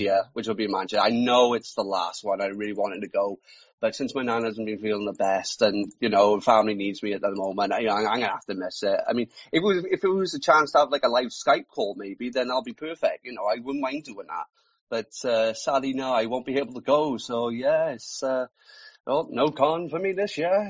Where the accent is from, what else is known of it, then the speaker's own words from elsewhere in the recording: South Wales, United Kingdom; I'm from South Wales. I am. So um, pretty much it's, I'm just living the valleys.